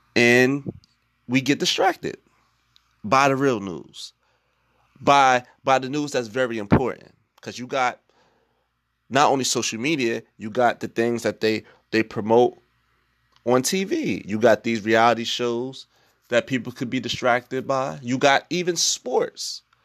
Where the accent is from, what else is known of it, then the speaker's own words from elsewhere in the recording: Newark, New Jersey, United States; I'm from Newark, New Jersey